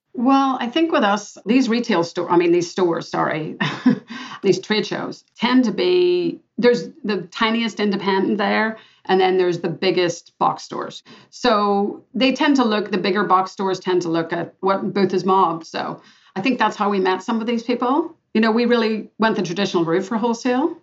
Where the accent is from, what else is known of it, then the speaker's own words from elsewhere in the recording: Belfast, Northern Ireland, United Kingdom; moved away; also born or lived in Boston; I'm a girl from Belfast, Northern Ireland, and I grew up with lots of rejection and discrimination in my day.